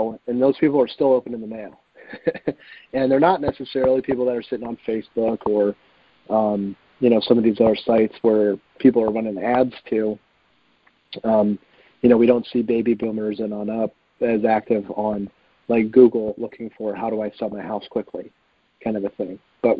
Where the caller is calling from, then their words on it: Cleveland, Ohio, United States; I'm in Cleveland.